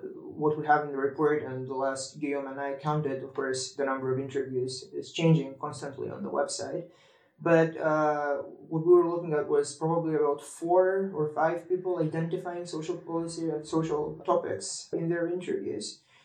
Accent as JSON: {"language": "English", "country": "North Macedonia", "said": "I used to be a member of the Young European Federalists in my home country, in North Macedonia"}